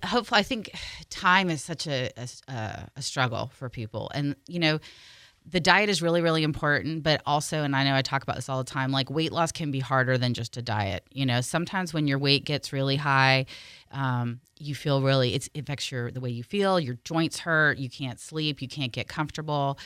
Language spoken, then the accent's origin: English; California, United States; I'm from California, but my parents are both from Ireland